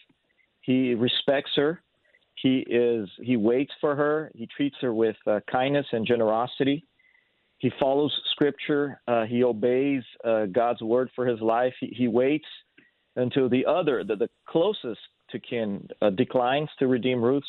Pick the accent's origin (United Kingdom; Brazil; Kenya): Brazil; São Paulo; first language Portuguese; English is a second language; moved away as an adult; also born or lived in Rio de Janeiro, Brazil / San Diego, California; now in Salem, United States; I was born in Rio, but I grew up in Sao Paulo until I was 19 years old. Then I moved to San Diego, California after